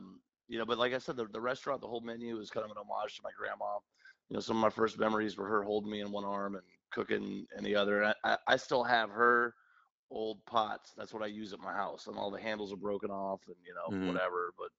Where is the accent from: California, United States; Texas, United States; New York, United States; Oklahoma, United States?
California, United States; San Francisco Bay Area; now in Metairie, United States; I'm from the West Coast. I grew up in the Bay Area, San Francisco Bay Area. Mm-hmm. But I was raised by my grandparents, who were from Alabama.